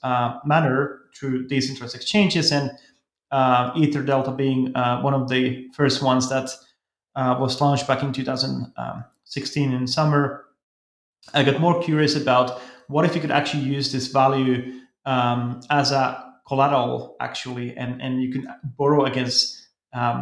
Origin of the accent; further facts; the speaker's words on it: Helsinki, Uusimaa, Finland; I come from Finland, Helsinki